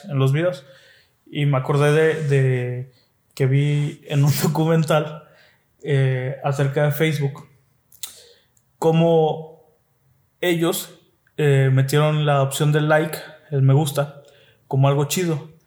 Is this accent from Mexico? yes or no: yes; Mexico; como mexicanos